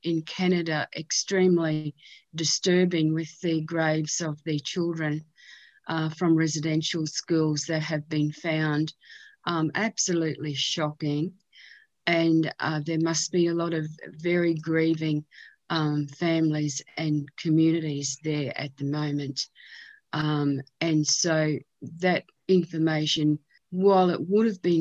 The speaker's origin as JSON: {"language": "English", "country": "Australia", "said": "the history of our nation"}